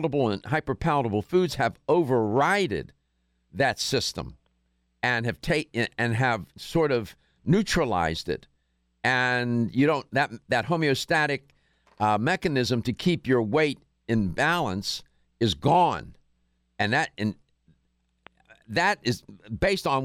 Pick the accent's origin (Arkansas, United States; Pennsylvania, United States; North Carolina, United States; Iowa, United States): Pennsylvania, United States; Pittsburgh; I was born and raised in Pittsburgh.